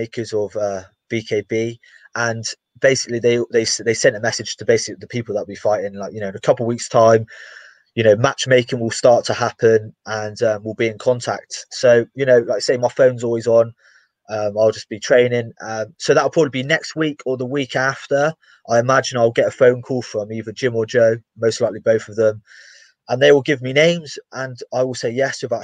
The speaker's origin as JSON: {"language": "English", "region": "England", "country": "United Kingdom", "said": "I'm English"}